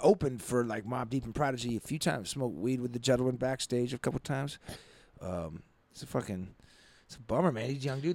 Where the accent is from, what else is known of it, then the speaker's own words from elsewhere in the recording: Nevis, St. Kitts & Nevis; moved away; growing up in Nevis, right, in the West Indies